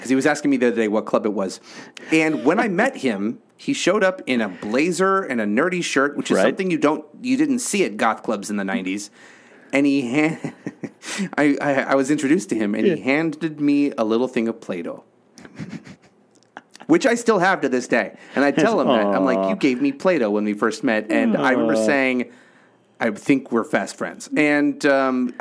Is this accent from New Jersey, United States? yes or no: no; Los Angeles, California, United States; I was born at Kaiser in Panorama City